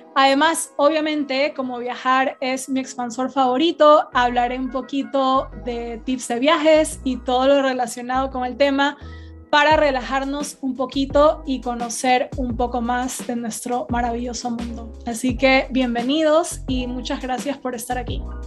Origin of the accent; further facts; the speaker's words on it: Guayaquil, Guayas, Ecuador; moved away as an adult; also born or lived in England / Spain; now in United States; donde yo crecí, que es en Guayaquil